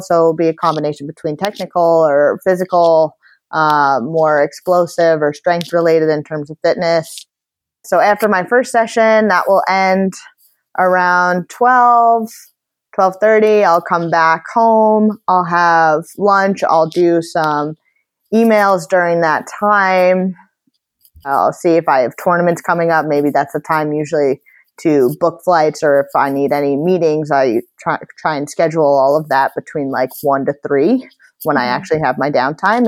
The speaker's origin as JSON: {"language": "English", "town": "Sea Cliff", "region": "New York", "country": "United States", "tie": "born or raised there", "moved": "as an adult", "lives_now": "Boston, United States", "said": "I'm from Seacliff, New York, which is out in Long Island, but I currently live in Boston, Massachusetts"}